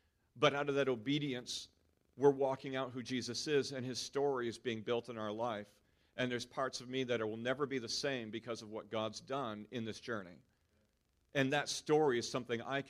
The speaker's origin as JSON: {"language": "English", "country": "United States", "moved": "as an adult", "lives_now": "New Zealand", "said": "everything of who I am that I've built over 39 years in America"}